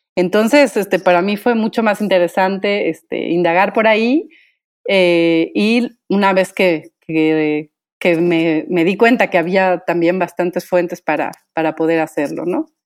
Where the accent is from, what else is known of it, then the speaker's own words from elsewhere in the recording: Michoacán, Mexico; soy originaria de Michoacán